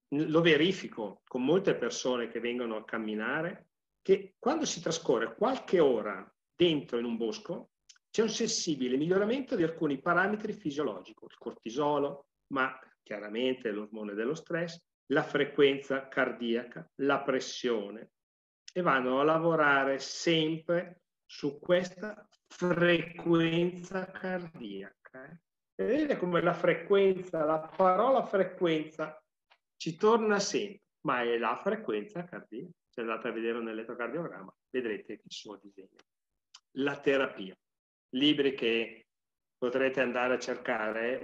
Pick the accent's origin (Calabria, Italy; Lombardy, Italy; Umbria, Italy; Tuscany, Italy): Lombardy, Italy; Sesto Calende; io sono di Sesto Calende